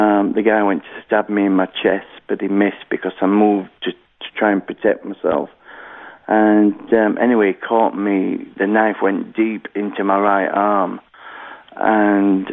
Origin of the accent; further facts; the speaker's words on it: Halifax, Yorkshire and the Humber, United Kingdom; I was born in Halifax, West Yorkshire, here in the United Kingdom